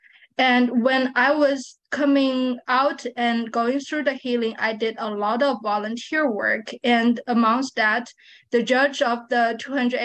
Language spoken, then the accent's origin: English; Shanghai, China; now in Texas, United States; I was born and raised there